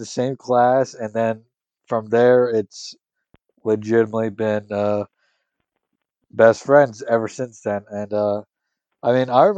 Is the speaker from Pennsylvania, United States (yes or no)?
yes; northeastern central Pennsylvania, United States; I grew up in northeastern central Pennsylvania